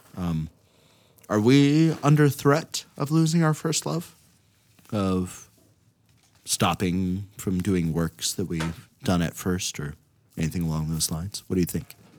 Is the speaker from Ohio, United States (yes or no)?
yes; Ohio, United States; now in Minnesota, United States; growing up in Ohio